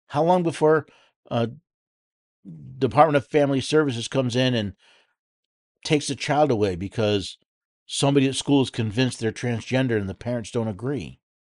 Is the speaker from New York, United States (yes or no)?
yes; New York, United States; moved away as an adult; now in Tennessee, United States; I was born and raised in the Empire in the state of New York